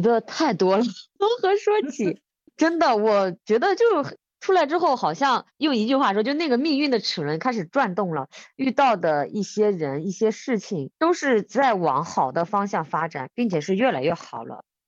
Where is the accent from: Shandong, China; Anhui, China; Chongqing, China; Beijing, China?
Anhui, China; Bozhou; moved away as an adult; 我们安徽亳州是这个中药材之乡，就是很多的中药材